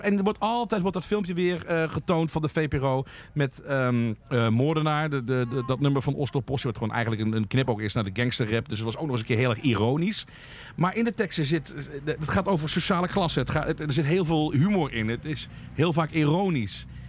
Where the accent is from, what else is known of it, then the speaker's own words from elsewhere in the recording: Limburg, Netherlands; Ik ben een klein Limburgs dorpje opgegroeid.